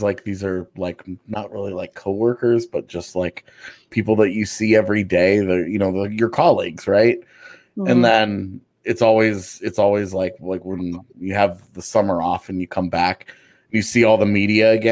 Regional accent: Texas, United States; moved away; growing up in Texas, like high school football, huge there

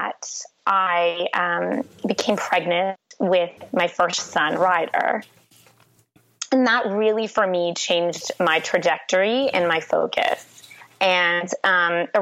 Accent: Toronto, Ontario, Canada; I'm from Toronto, Canada

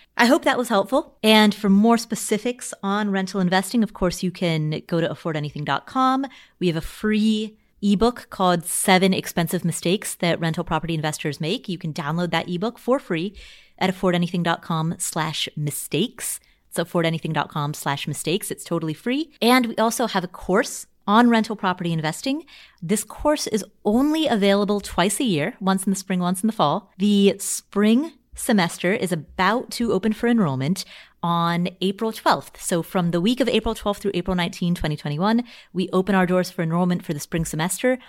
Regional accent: Cincinnati, Ohio, United States; moved away; I grew up in Cincinnati

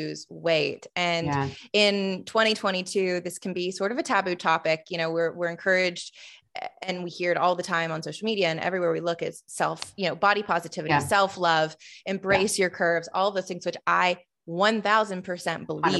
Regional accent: the South, United States; I grew up in the South

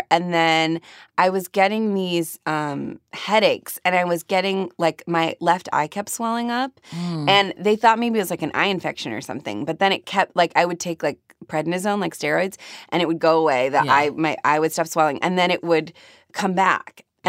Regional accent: Cleveland, Ohio, United States; moved away as an adult; So I grew up in Cleveland.

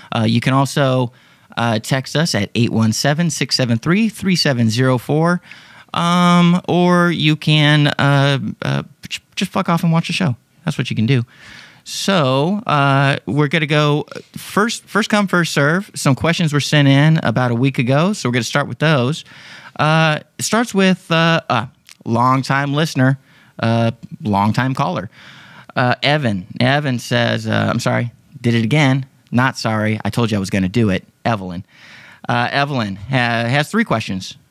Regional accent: Texas, United States; I'm from Texas

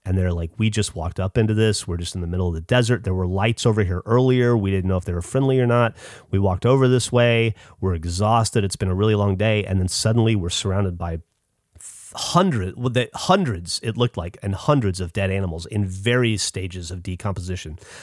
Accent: United States; I'm American

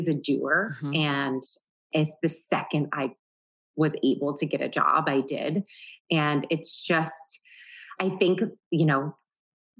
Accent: Syracuse, New York, United States; now in New York City, United States; I grew up in Syracuse, New York.

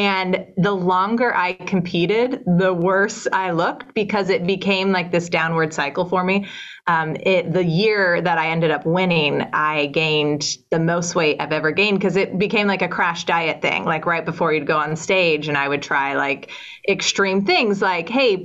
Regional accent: Ohio, United States; moved away; I'm from Ohio

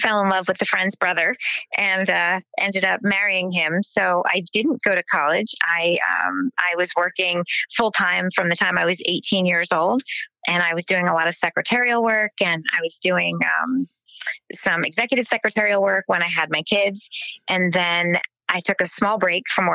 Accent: New Jersey, United States; So I grew up in South Jersey. I grew up in farmland, kind of the Millstone, Cream Ridge, Allentown area.

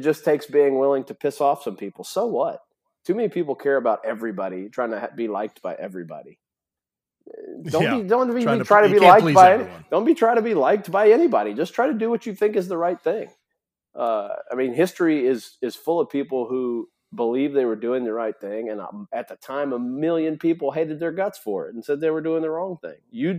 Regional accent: Tennessee, United States; because believe it or not, growing up in Tennessee, that happens at some family gathering, some extended family.

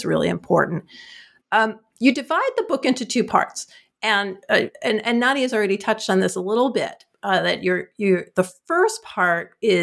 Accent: New Jersey, United States; I'm from New Jersey

